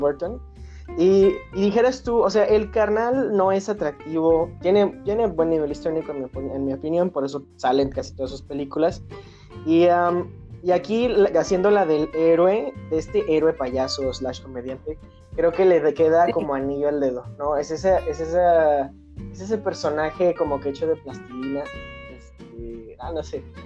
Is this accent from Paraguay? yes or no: no; Mexico; mi esa cultura como mexicanos